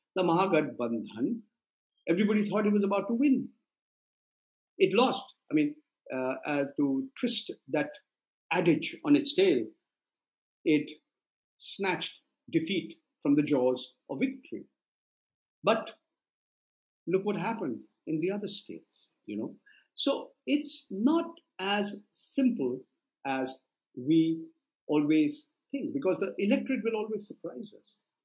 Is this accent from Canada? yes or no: no; India; I'm as patriotic as any Indian